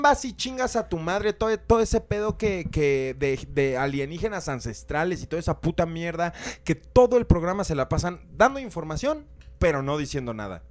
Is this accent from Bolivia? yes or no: no; Mexico; nosotros como mexicanos